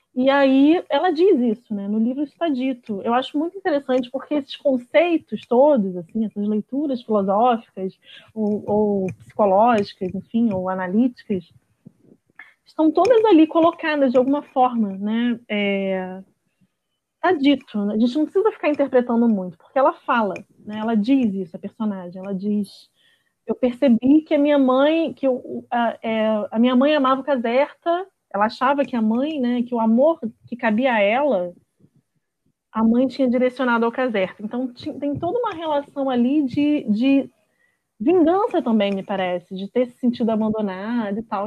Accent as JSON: {"language": "Portuguese", "region": "Rio de Janeiro", "country": "Brazil", "tie": "born or raised there", "said": "eu sou de Bangu"}